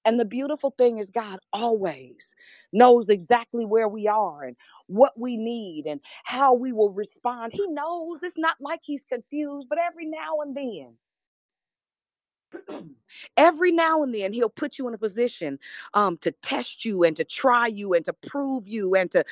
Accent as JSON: {"language": "English", "town": "Richmond", "region": "Virginia", "country": "United States", "said": "I'm from Richmond"}